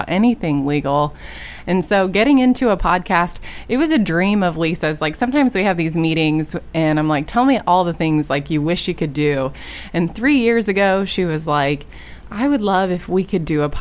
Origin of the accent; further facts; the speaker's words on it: Indianapolis, Indiana, United States; I grew up on the west side of Indianapolis, and some of my life I did spend in northern Indiana, but the most of it was in the west side of Indianapolis